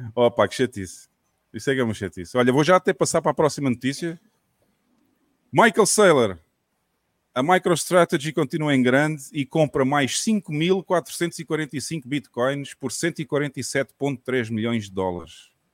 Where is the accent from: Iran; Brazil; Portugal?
Portugal; Portimão, Algarve; para Portimão também, minha terrinha